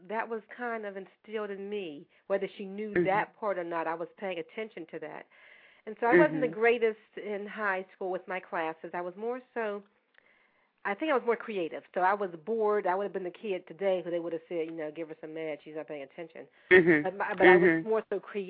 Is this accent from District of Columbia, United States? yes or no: no; Pittsburgh, Pennsylvania, United States; I was born in Pittsburgh, in the inner city of Pittsburgh, to basically – I'm going to say basically a single parent